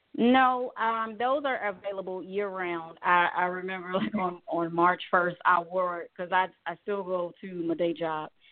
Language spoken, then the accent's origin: English; Chicago, Illinois, United States; growing up in Chicago